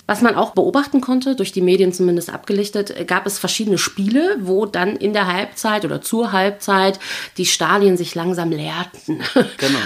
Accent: Germany; als äh, Deutsche

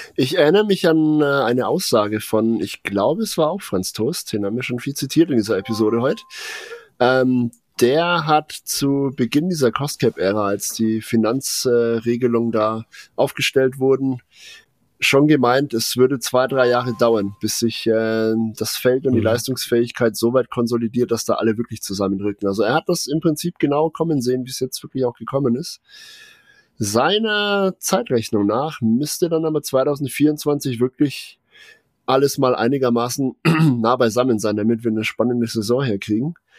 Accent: Germany; also born or lived in Nuremberg; als äh, in Nürnberg ansässige Bewohner

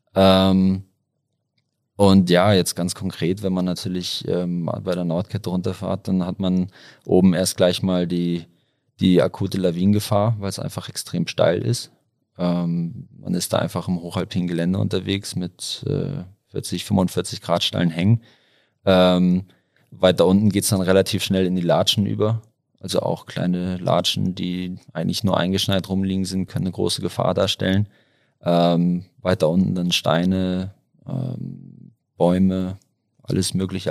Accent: Hamburg, Germany; moved away as an adult; now in Innsbruck, Austria; ich komme ursprünglich aus Hamburg, aus dem hohen Norden

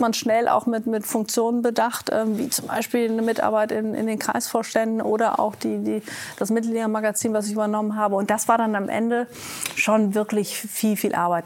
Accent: Vechta, Lower Saxony, Germany; moved away as an adult; also born or lived in Münster / United States; ich bin aufgewachsen in Fechter. Das ist eine niedersächsische Kleinstadt

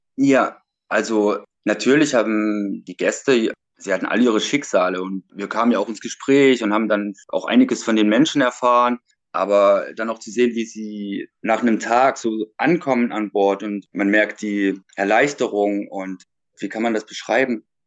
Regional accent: Leipzig, Saxony, Germany; ich komme aus Leipzig

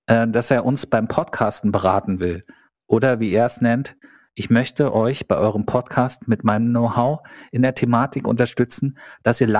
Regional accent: Cologne, North Rhine-Westphalia, Germany; Ich bin auch Kölner.

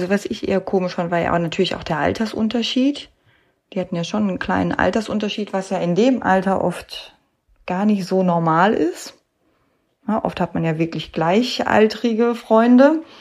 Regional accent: North Rhine-Westphalia, Germany; die haben halt geschockt, wie man das ja so schön nennt bei uns im Ruhrgebiet, ne?

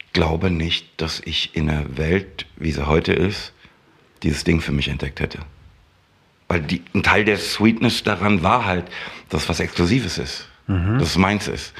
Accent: Frankfurt, Hesse, Germany; ich komme aus der Röhlermer Landstraße

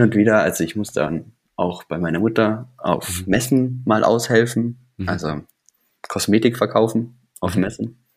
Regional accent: Weilheim, Bavaria, Germany; also born or lived in Starnberg; dann sind wir umgezogen nach Weilheim

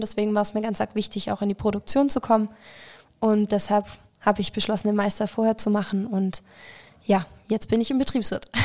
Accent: Stuttgart area, Baden-Württemberg, Germany; ich komme aus der Stuttgarter Ecke tatsächlich

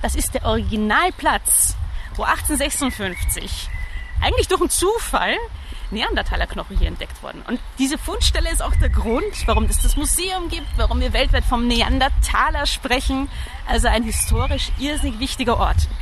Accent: Vienna, Austria; moved away as an adult; also born or lived in Netherlands; now in Germany; ich bin eigentlich Wienerin

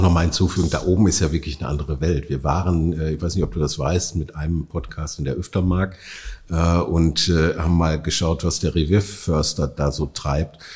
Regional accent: Oberhausen, North Rhine-Westphalia, Germany; ich komme ja aus Oberhausen

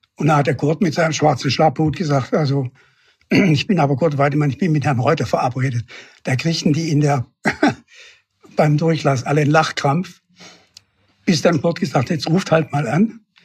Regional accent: Stuttgart, Baden-Württemberg, Germany; moved away; also born or lived in Wuppertal; Wir sind aufgewachsen in den Ziegelsteinbergen von Stuttgart, also in den Trümmern

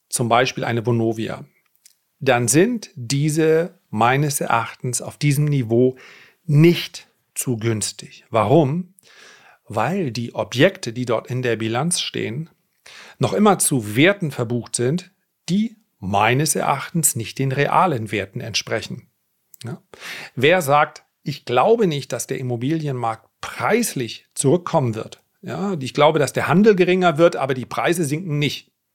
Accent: the North, Northern Germany, Germany; wie man bei uns im Norden sagt

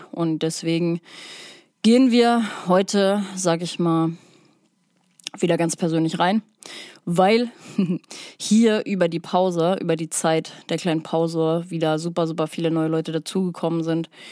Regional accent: Hamburg, Germany; Ich komme aus der Psytrance Hochburg, Hamburg

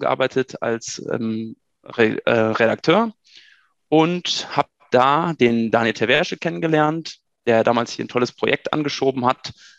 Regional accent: Germany; also born or lived in Münster / Dortmund; ins schöne Haus gekommen seid, meinem Geburtsort.

